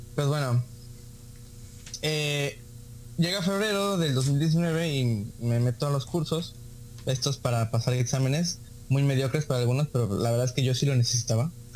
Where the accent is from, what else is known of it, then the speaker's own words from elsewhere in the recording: Veracruz, Mexico; now in Tijuana, Mexico; como los jarochos estamos acostumbrados